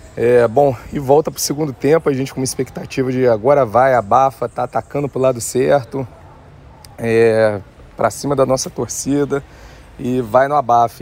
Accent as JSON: {"language": "Portuguese", "town": "Barra Mansa", "region": "Rio de Janeiro", "country": "Brazil", "moved": "as an adult", "lives_now": "Luanda, Angola", "said": "sou de Barra Mansa, interior do Rio, moro em Luanda, Angola"}